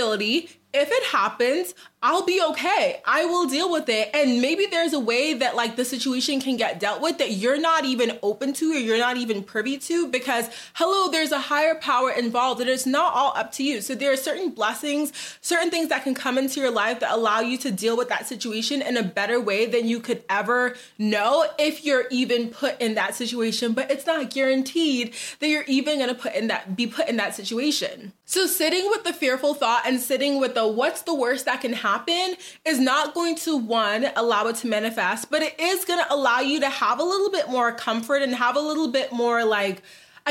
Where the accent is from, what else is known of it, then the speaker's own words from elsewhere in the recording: Boston, Massachusetts, United States; moved away as an adult; also born or lived in New Jersey; now in Dallas, United States; I'm originally from Boston